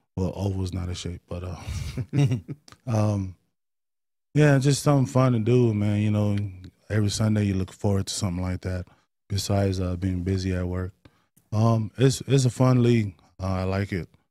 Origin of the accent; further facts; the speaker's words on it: Oakland, California, United States; moved away; also born or lived in Stockton / Las Vegas; Uh, East Oakland. Grew up in East Oakland